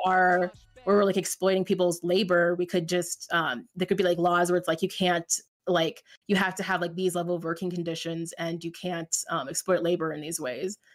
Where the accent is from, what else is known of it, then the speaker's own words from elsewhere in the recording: United States; I'm American